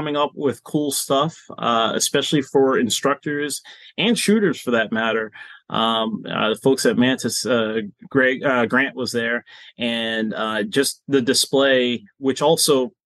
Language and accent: English; Boston, Massachusetts, United States; moved away; I'm originally from Boston